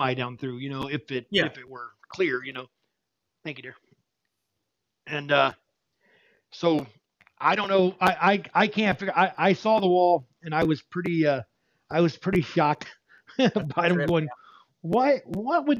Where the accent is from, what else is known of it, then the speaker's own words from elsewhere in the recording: Ohio, United States; also born or lived in Los Angeles; now in Cleveland, Tennessee, United States; I was born and raised in Ohio